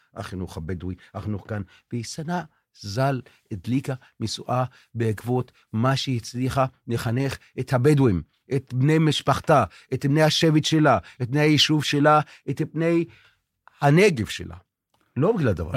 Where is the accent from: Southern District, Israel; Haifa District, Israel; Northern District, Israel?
Southern District, Israel; Tel Sheva; אני נולדתי כאן, אבא שלי נולד כאן, הסבא שלי נולד כאן.